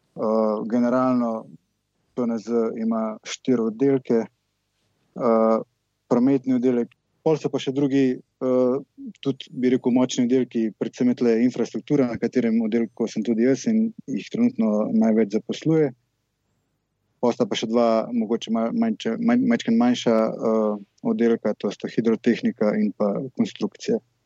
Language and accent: Slovenian; Velenje, Savinja, Slovenia; iz Velenja. Uh, osnovno šolo in gimnazijo sem v bistvu obiskoval kar tukaj v Velenju